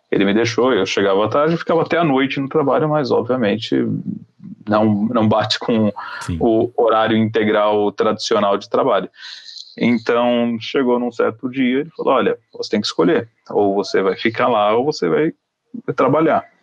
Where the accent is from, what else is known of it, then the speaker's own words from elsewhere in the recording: Israel; como eu sou, eu sou israelense, Uhum. Eu estudei em colégio judaico a vida inteira.